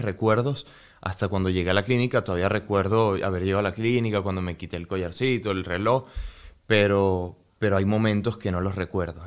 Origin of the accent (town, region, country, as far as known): Venezuela; moved away